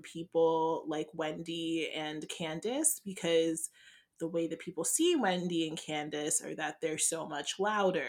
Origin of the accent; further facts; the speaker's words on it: Ghana; I'm not Nigerian, I'm Ghanaian